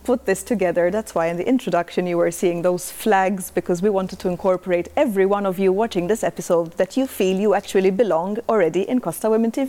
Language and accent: English; Malta; moved away as an adult; now in Spain; I recently moved to Spain. I'm from Malta.